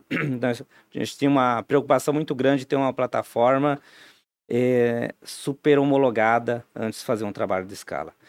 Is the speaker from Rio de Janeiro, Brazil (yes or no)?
no; Timbó, Santa Catarina, Brazil; also born or lived in Santa Cecília; now in Blumenau, Brazil; com 10 anos em morar para Timbó, aqui na, na região, né? É, minha adolescência toda lá